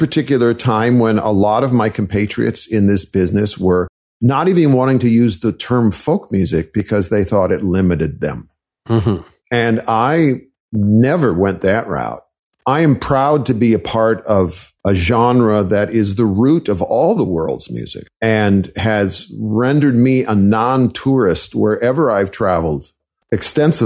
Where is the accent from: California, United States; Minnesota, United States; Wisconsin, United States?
Wisconsin, United States; I was raised in Wisconsin